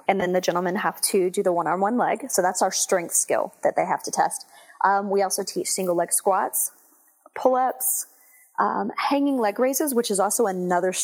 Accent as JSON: {"language": "English", "region": "Texas", "country": "United States", "tie": "born or raised there", "also_born_or_lived": "Houston / San Diego / Washington, D.C. / Virginia Beach", "moved": "as an adult", "lives_now": "Dallas, United States", "said": "Well, I'm actually from Texas. I grew up in Texas"}